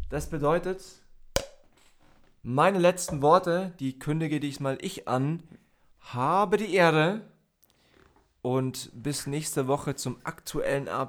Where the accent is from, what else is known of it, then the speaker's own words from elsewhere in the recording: Germany; Ich bin Deutscher.